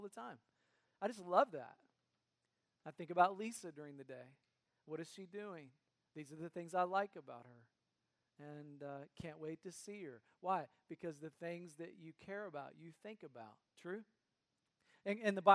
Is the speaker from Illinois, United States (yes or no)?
no; North Carolina, United States; now in Cincinnati, United States; I grew up in North Carolina, so if an occasional y'all slips out, you'll know why.